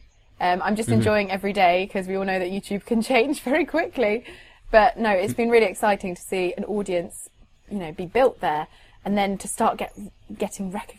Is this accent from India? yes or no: no; England, United Kingdom; I am an English teacher from England